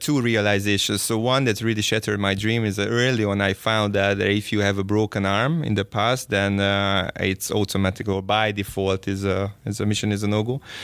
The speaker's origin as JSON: {"language": "English", "town": "Szeged", "region": "Csongrád-Csanád", "country": "Hungary", "tie": "born or raised there", "said": "I was born and raised in Szeged"}